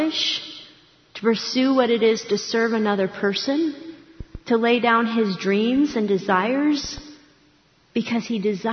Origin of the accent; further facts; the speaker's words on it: Akron, Ohio, United States; I grew up in Akron, Ohio, not far from Cleveland.